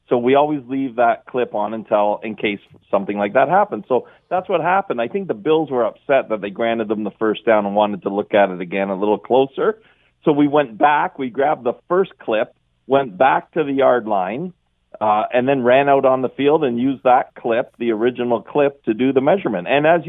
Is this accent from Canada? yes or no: yes; Canada; Like, I'm a Canadian soccer guy.